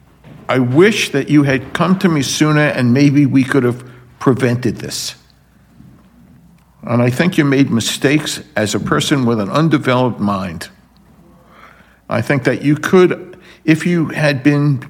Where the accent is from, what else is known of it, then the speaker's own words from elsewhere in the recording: New York City, New York, United States; I was born and raised in Brooklyn